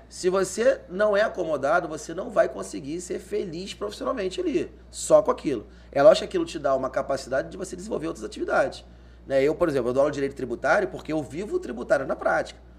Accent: Rio de Janeiro, Brazil; accent: Carioca; moved away as an adult; now in Cuiabá, Brazil; Sou original do Rio de Janeiro, made in Rio, da Gema

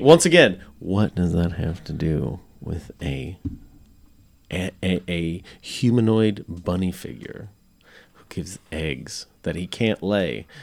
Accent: Nebraska, United States; now in Arkansas, United States; every house I knew of it growing up in Nebraska, everyone had basements

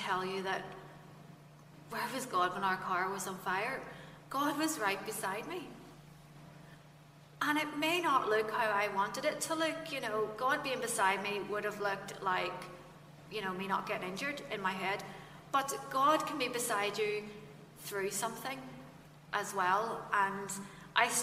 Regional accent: Fermanagh, Northern Ireland, United Kingdom; also born or lived in Kesh; I'm from Fermanagh, so you know, when you're down in the sticks

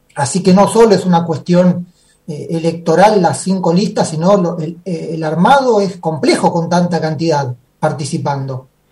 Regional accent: Banfield, Buenos Aires Province, Argentina; yo soy de acá de Banfield, pero no de Banfield que vengo a Banfield, yo soy de Banfield de Banfield.

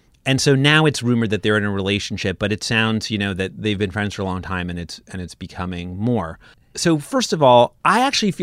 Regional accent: Brooklyn, New York, United States; I'm from Brooklyn.

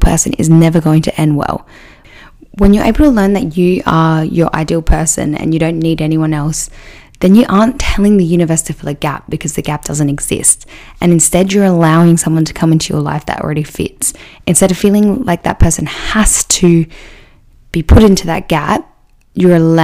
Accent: Adelaide, South Australia, Australia; my hometown in Adelaide

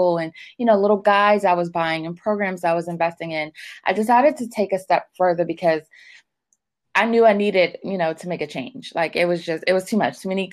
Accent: Washington, District of Columbia, United States; I grew up in Washington, D.C. I've been there my whole life. I'm still in the DMV area now

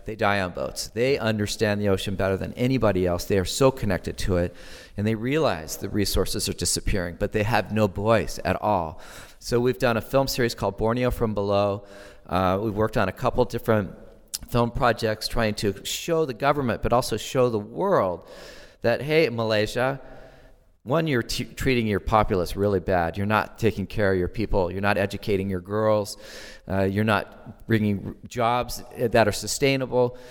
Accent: Santa Barbara, California, United States; I grew up in Southern California, and so my sanctuary experience was in the Channel Islands. And I was a kid in Santa Barbara in nineteen sixty-nine.

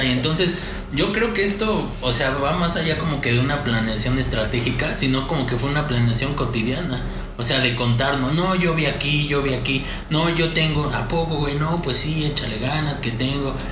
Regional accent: Tenango del Valle, State of Mexico, Mexico; yo soy de Tenango del Valle y en Tenango del Valle se toma esto

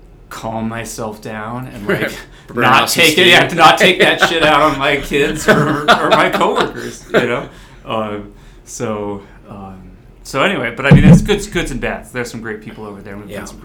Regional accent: San Francisco, California, United States; also born or lived in Washington / New York; My parents came off the boat from Italy, way back when. So I was raised in the Bay Area, bounced around, followed my dad for work.

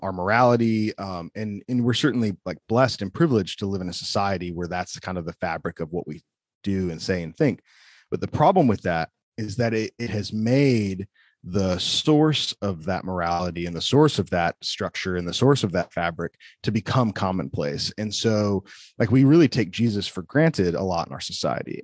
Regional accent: Wheaton, Illinois, United States; now in Forest City, North Carolina, United States; growing up in Wheaton

